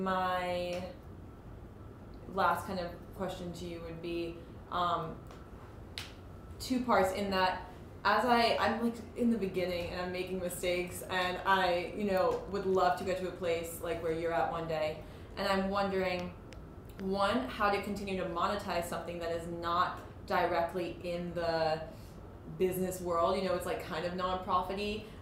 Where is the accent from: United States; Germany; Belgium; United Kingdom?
United States; New York; born there; also born or lived in California; I was born in New York, and then I moved to California, but I'm Russian.